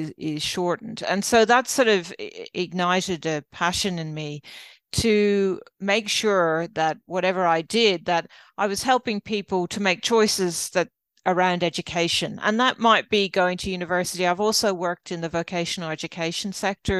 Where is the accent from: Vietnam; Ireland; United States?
Ireland; moved away as an adult; now in Australia; you probably tell by my accent, I'm not Australian, I'm actually Irish